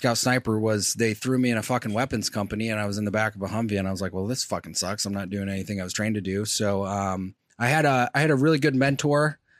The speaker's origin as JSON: {"language": "English", "region": "Michigan", "country": "United States", "said": "I'm from Michigan originally."}